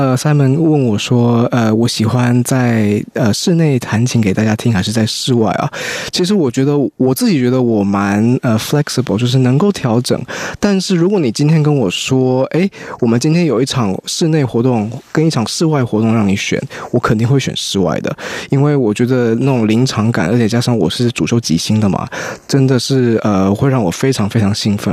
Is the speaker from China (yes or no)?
no; Kaohsiung, Taiwan; now in United States; 我是在南华也是长大的，所以就只是想，因为我以前在那边卖内裤、卖袜子很多人嘛